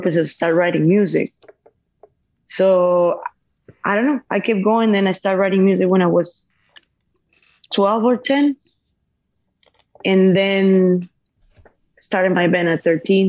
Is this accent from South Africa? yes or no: no; Venezuela; moved away as an adult; I'm from Venezuela.